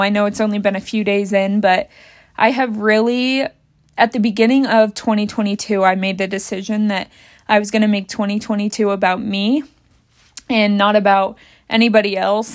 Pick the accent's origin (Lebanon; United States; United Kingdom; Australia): United States; Bath; moved away as an adult; out of Bath, blah, blah, blah, my hometown